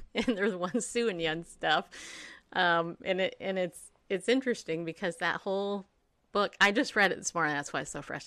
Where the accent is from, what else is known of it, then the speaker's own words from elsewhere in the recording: Southern California, United States; now in Tennessee, United States; I grew up in Southern California, really close to Angel Stadium